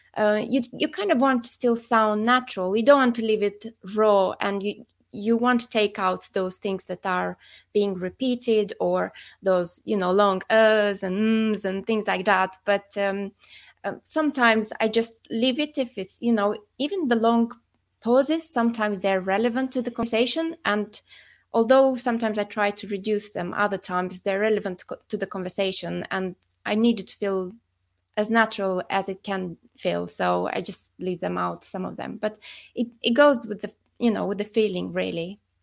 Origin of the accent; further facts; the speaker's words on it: Moldova; moved away; I'm originally from the Republic of Moldova, but I've been living abroad for quite a few years